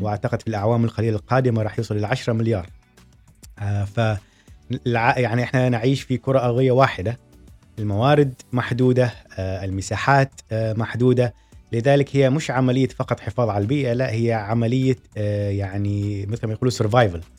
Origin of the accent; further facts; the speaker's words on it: Oman; عندنا في سلطنة عمان